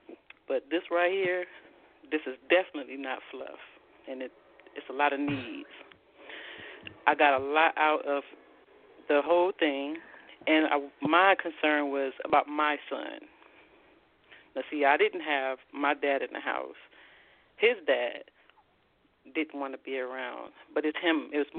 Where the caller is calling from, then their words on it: Columbus, Ohio, United States; I'm from Columbus, Ohio.